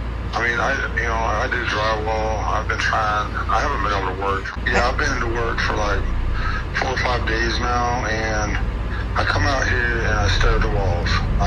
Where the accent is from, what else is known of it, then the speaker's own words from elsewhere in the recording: Tampa, Florida, United States; moved away; I was born in Tampa.